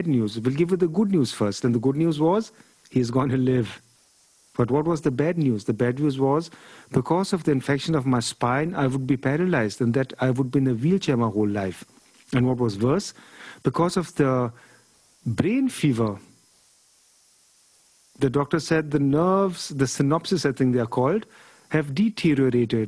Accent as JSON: {"language": "English", "country": "Germany", "tie": "born or raised there", "said": "I was born in Germany"}